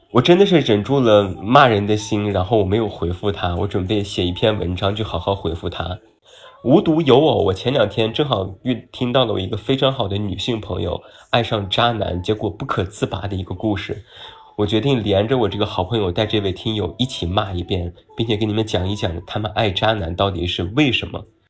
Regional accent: Taiyuan, Shanxi, China; moved away; 我家乡是山西太原

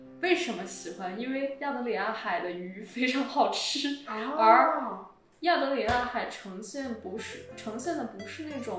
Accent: China; 但是实际上每次别人问我的时候，我就跟他说我中国人

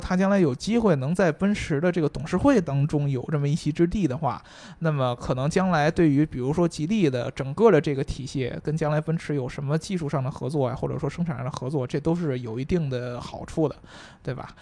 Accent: China; 就像我们中国人就叫倒插门女婿

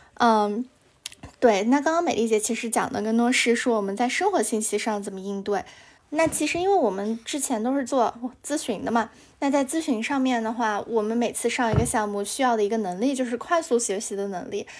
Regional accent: Kunming, Yunnan, China; now in Shanghai, China; 因为我是昆明的嘛

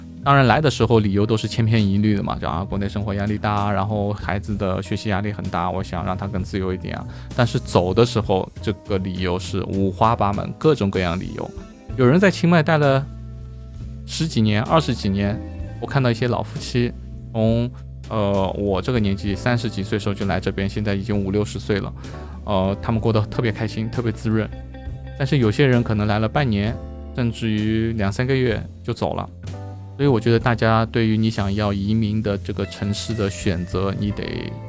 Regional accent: Shanghai, China; now in Chiang Mai, Thailand; 我上海人

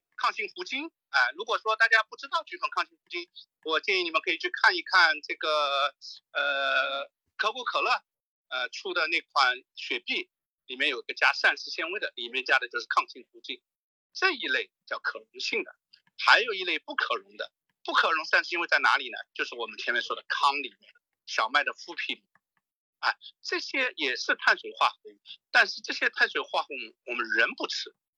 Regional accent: Shanghai, China; 我上海人啊

